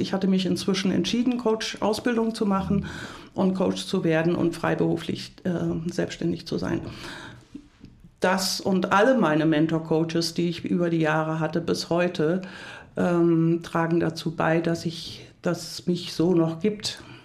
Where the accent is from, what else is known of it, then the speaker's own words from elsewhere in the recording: Hunsrück, Rhineland-Palatinate, Germany; moved away; also born or lived in United States; Ich komme aus dem Hunsrück. das ist eine harte Gegend, ein hartes Klima. Und ich bin in einem sehr kompetitiven Umfeld mit drei Brüdern aufgewachsen.